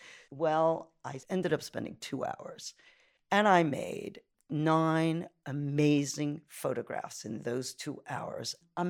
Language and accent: English; New York City, New York, United States; now in Italy; I'm from Brooklyn, New York, from a little place called Canarsie, and it was far away from Manhattan.